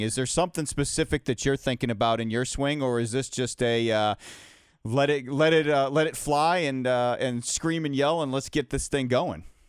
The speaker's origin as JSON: {"language": "English", "town": "Atlanta", "region": "Georgia", "country": "United States", "tie": "born or raised there", "said": "Atlanta's my hometown"}